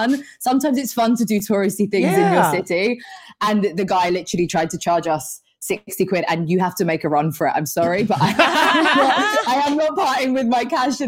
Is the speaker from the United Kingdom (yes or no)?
yes; London, United Kingdom; growing up in London